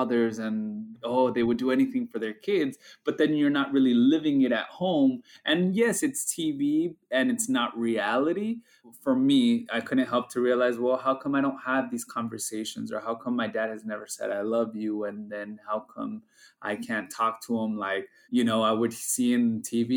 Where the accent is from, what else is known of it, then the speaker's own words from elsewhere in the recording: United States; our experience as being bicultural, first-generation Mexican-American